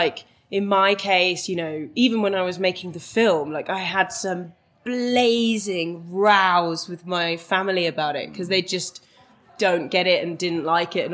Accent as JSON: {"language": "English", "area": "Welsh", "region": "Wales", "country": "United Kingdom", "moved": "yes", "lives_now": "London, United Kingdom", "said": "I'm Welsh and spend a lot of time in Wales as well."}